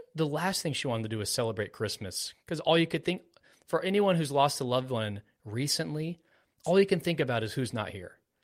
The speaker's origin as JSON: {"language": "English", "region": "Florida", "country": "United States", "tie": "born or raised there", "said": "I was born in Florida"}